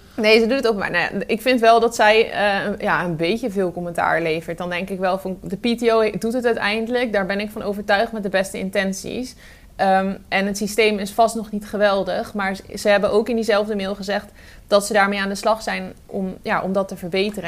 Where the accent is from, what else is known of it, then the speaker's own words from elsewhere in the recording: Arnhem, Gelderland, Netherlands; als Arnhemmer